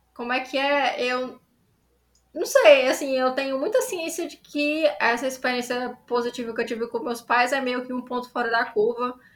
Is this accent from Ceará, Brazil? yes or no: yes; Ceará, Brazil; eu sou autora cearense de ficção especulativa